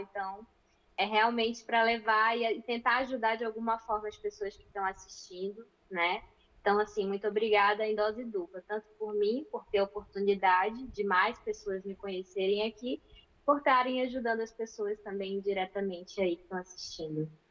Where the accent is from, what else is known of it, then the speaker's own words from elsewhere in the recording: Manaus, Amazonas, Brazil; now in Braga, Portugal; Eu sou do Amazonas, de Manaus